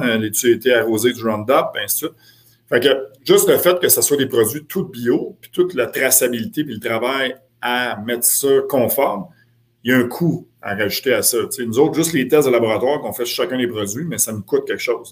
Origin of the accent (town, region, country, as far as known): Quebec, Canada